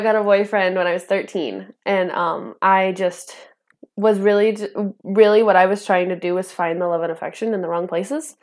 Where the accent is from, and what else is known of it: northern Idaho, United States; born or raised there; also born or lived in Antioch, California